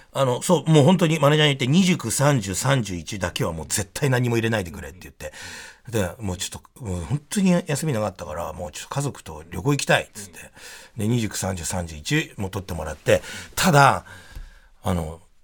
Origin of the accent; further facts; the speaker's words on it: Tokyo, Japan; うち品川区に住んでね、生まれも育ちもずっと戸越、武蔵小山と戸越銀座なんで